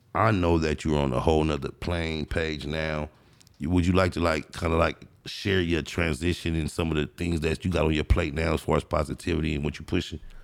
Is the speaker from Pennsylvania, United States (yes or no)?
no; Compton, California, United States; I was born and raised in Compton